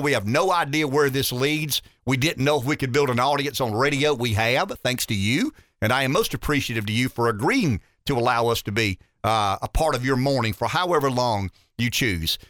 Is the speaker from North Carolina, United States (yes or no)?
no; Pamlico, South Carolina, United States; I'm from Pamlico